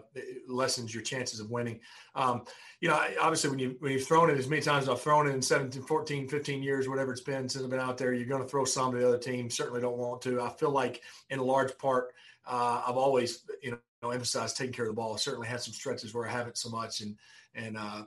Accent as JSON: {"language": "English", "region": "North Alabama", "country": "United States", "tie": "born or raised there", "said": "growing up in North Alabama"}